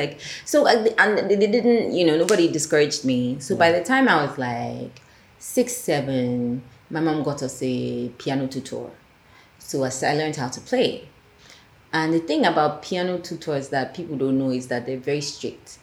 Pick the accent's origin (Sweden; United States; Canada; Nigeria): Nigeria; Yes, I am Nigerian, but I speak French